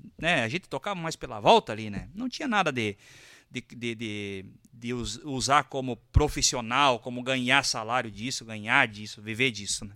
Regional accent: Carazinho, Rio Grande do Sul, Brazil; also born or lived in Sananduva; Eu nasci em Sananduva e me criei em Carazinho.

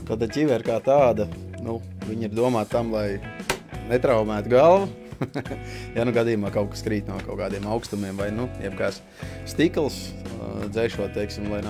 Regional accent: Priekule, South Kurzeme Municipality, Latvia; Putns es esmu no Priekulas.

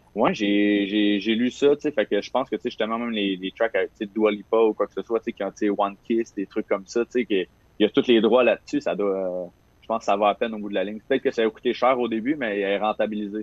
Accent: Saint-Ambroise-de-Kildare, Quebec, Canada; j'ai grandi à Saint-Ambroise de Kildare, plus précisément à côté de Joliette

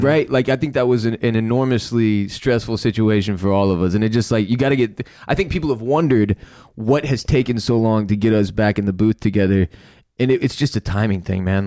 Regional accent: United States; as an American

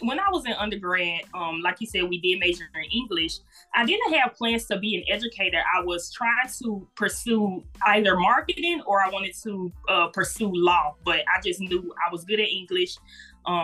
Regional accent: Jackson, Mississippi, United States; moved away as an adult; now in Memphis, United States; I'm originally from Jackson, Mississippi. I'm a current resident of Memphis, Tennessee. I did attend Jackson State University. Murrah High School is the high school I came from.

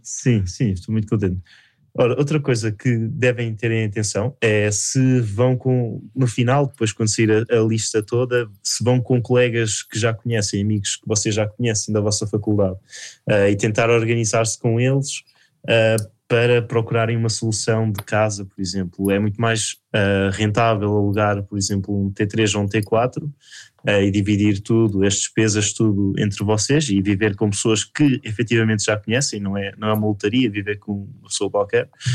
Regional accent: Coimbra, Centro, Portugal; moved away as an adult; now in Lisbon, Portugal; eu sou de Coimbra e eu escolhi fazer o ano, o ano comum em Lisboa

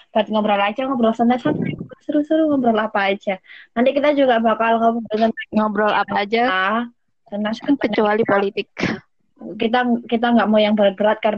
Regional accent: Surabaya, East Java, Indonesia; now in Jakarta, Indonesia; gue asli Surabaya tapi sekarang lagi di Jakarta.

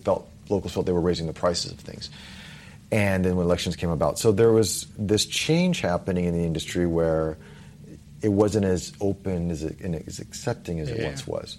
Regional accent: United States; moved away as an adult; now in Singapore; I come from America

